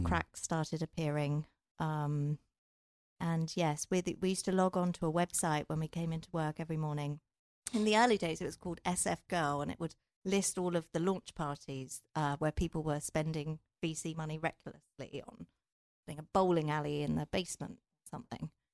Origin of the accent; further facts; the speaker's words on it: England, United Kingdom; I'm from England.